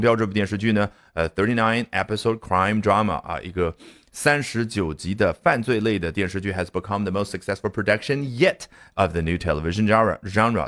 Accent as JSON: {"language": "Chinese", "country": "China", "said": "我们中国人会怎么说？"}